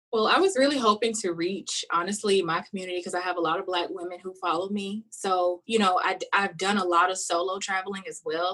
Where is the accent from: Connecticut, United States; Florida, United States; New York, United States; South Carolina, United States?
South Carolina, United States; now in Los Angeles, United States; I'm from South Carolina, so it is hot and humid.